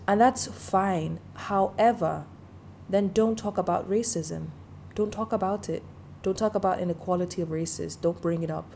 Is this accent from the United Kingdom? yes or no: no; Denmark; also born or lived in Nigeria; I grew up in Denmark, and even though I'm not ethnically a Dane